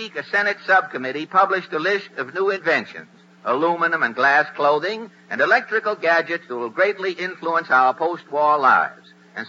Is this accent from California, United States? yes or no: no; Cambridge, Massachusetts, United States; You know, I was born in Cambridge, Massachusetts.